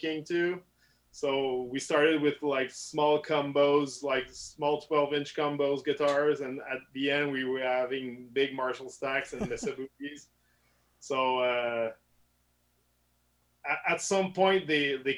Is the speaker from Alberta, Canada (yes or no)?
no; Saint-Augustin-de-Desmaures, Quebec, Canada; English is a second language; raised in Saint Augustin, so it's a small suburb, like 25 minutes from Quebec City